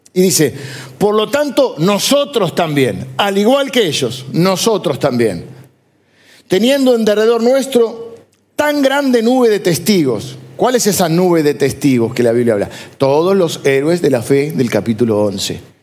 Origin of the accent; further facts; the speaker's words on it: Argentina; somos argentinos, pero antes de que argentinos somos ciudadanos del reino de Dios